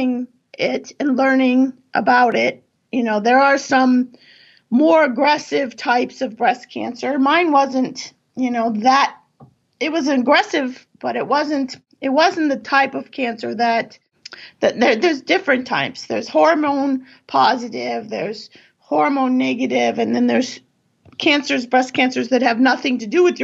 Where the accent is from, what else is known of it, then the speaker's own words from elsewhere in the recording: California, United States; moved away as an adult; now in East Coast, United States; I grew up in California